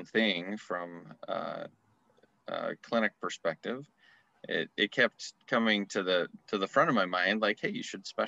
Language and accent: English; Utah, United States; also born or lived in Arizona; I grew up in Utah and I went to school in Arizona